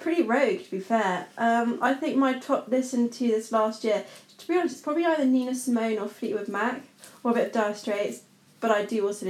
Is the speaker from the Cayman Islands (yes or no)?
yes; Cayman Islands; now in Kent, United Kingdom; I grew up in the Cayman Islands